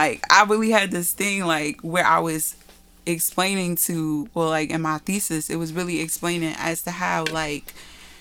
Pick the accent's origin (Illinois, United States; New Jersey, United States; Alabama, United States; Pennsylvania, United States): New Jersey, United States; Elizabeth; growing up in Elizabeth, they used to call me American